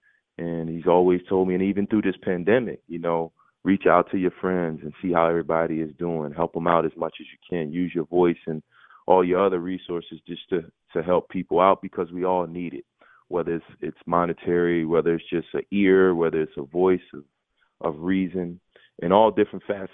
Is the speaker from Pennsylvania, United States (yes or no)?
yes; Philadelphia, Pennsylvania, United States; growing up in Philadelphia